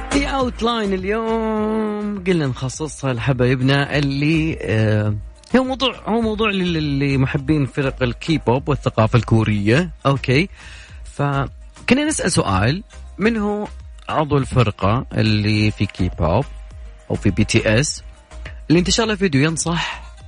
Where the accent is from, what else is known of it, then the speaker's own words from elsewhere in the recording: Saudi Arabia; عندنا في السعودية